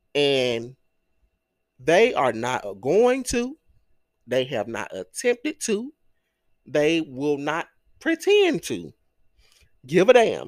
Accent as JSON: {"language": "English", "town": "Greenwood", "region": "Mississippi", "country": "United States", "tie": "born or raised there", "said": "I grew up, I was born and raised in Greenwood, LaFleur County."}